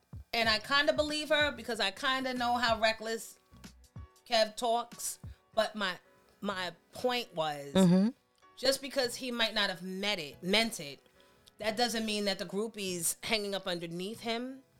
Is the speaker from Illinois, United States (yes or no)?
no; New York City, New York, United States; I'm from Queens